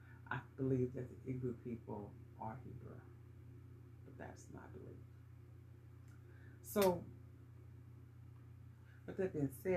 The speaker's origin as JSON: {"language": "English", "country": "United States", "said": "Yes, nationally, we are Americans. You know, I have a passport that says I'm an American. A citizen of the United States of America. But I don't see myself as that."}